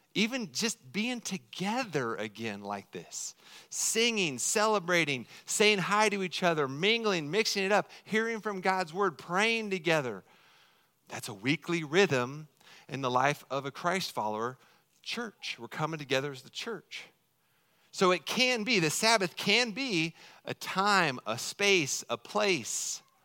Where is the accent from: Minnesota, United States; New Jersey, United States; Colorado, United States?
Colorado, United States; moved away; I'm fourth generation from Colorado